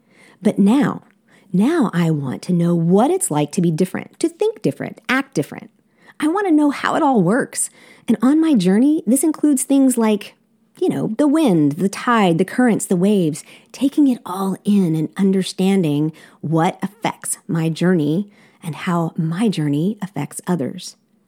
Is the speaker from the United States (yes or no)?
no; South Korea; I'm a missionary kid, and I grew up in South Korea.